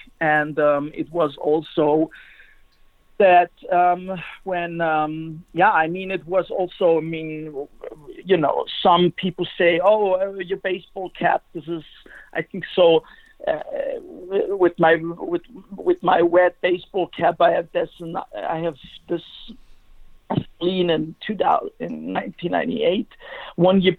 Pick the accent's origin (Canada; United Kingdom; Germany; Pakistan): Germany; English is a second language; I was from Germany